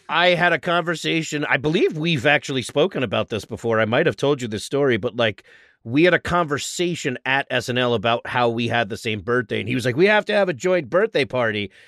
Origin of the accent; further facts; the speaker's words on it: New York, United States; moved away as an adult; now in Los Angeles, United States; being in Los Angeles as a New Yorker